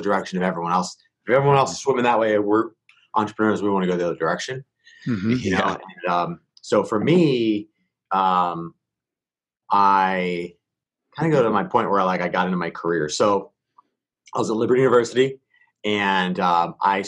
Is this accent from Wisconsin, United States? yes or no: no; Philadelphia, Pennsylvania, United States; moved away as an adult; now in San Diego, United States; I grew up in Philly. So East Coast